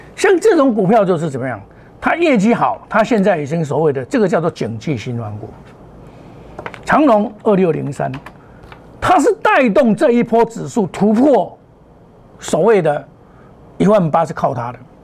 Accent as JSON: {"language": "Chinese", "country": "Taiwan", "said": "在我们台湾的考试考第一名啊"}